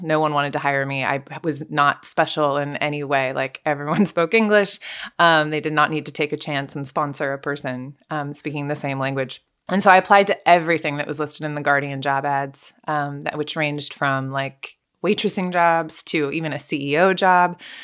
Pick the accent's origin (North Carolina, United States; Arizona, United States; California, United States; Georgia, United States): California, United States; moved away as an adult; also born or lived in Russia; I grew up in California